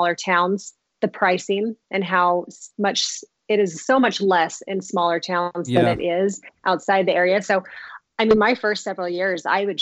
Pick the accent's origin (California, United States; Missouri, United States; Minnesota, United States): California, United States; Central; now in Idaho, United States; I'm originally from Central California. We live in Idaho